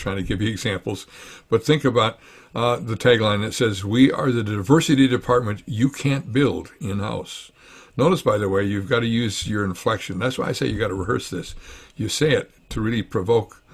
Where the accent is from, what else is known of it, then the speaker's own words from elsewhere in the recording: Wisconsin, United States; We're from Wisconsin